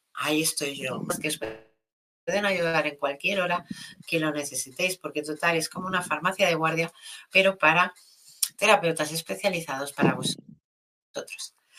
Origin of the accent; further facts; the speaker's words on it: Catalonia, Spain; soy de aquí, de Cataluña